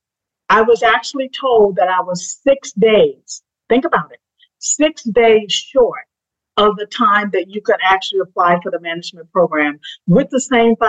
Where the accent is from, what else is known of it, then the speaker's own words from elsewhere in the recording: Eutaw, Alabama, United States; I was brought up in Utah, Alabama